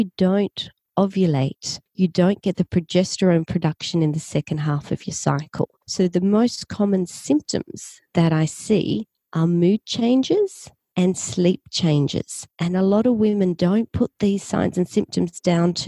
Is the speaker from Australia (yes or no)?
yes; Australia; accent: Australian; I'm from Australia. You can probably tell from my accent